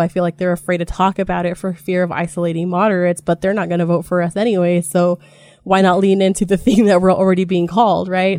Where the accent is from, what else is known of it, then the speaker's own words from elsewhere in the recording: Jerome, Idaho, United States; moved away as an adult; also born or lived in Spokane, Washington; I was born in Jerome. Idaho, um, in the Great Magic Valleys